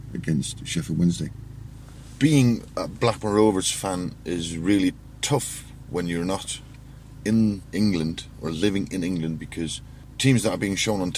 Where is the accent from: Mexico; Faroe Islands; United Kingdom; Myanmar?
Faroe Islands; We're in the Faroe Islands, a nation that has 47,000 people living in it. My hometown has roughly 1,200